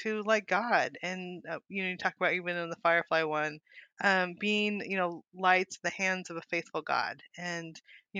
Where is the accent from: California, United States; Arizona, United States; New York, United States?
California, United States; moved away as an adult; also born or lived in Montana; now in Arkansas, United States; I'm from California